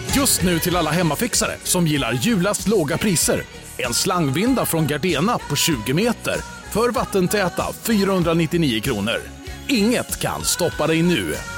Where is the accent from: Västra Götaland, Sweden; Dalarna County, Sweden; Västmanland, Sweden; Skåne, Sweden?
Skåne, Sweden; Malmö; accent: Scanian; Och jag kommer från Malmö, uppväxt i Malmö och kommer aldrig lämna Malmö